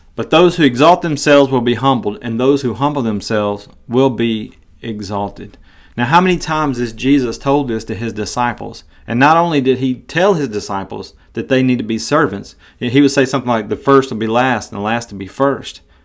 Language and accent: English; Tennessee, United States; moved away as an adult; also born or lived in Iowa; I'm from Tennessee, and I'm a huge Tennessee Volunteers fan.